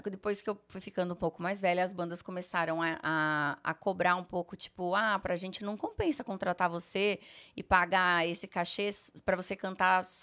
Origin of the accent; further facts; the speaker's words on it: Rondônia, Brazil; also born or lived in Sertanópolis; Eu nasci em Sertanópolis, no interior do Paraná. Morei acho que um ano ou dois só, porque meu pai recebeu uma proposta para ser diretor de um hospital é, em Rondônia.